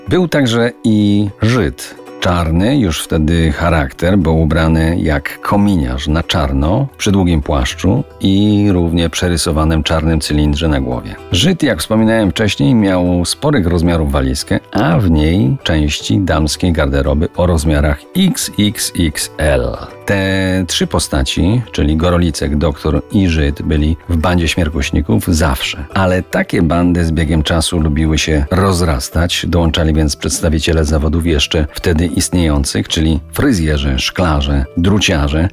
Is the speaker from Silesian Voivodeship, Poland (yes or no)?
yes; Kozy, Silesian Voivodeship, Poland; w mojej rodzinnej wsi Kozy u stóp Beskidu Małego